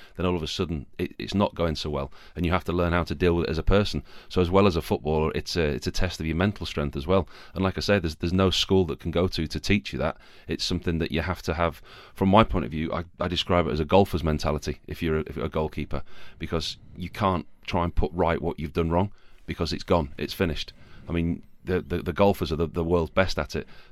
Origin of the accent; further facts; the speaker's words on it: Yorkshire and the Humber, United Kingdom; Yorkshire. I'm a Yorkshireman.